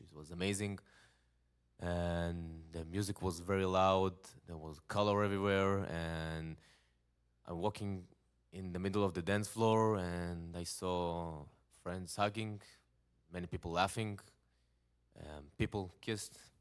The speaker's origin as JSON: {"language": "English", "country": "Israel", "second_language": "English", "said": "I'm from Israel. I'm living in a nice town. It's called Netanya."}